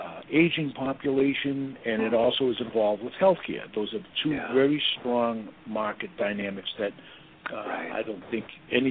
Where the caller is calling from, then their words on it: Boston, Massachusetts, United States; I'm in Boston.